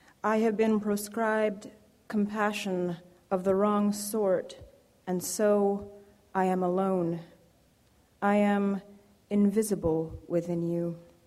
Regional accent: Jamaica; I'm Jamaican, of Jamaican parentage, and I've been thinking a lot about the place of the immigrant in America lately

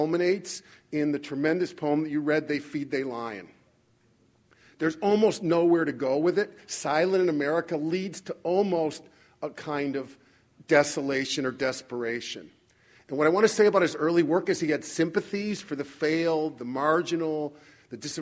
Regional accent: Chicago, Illinois, United States; I come from Chicago

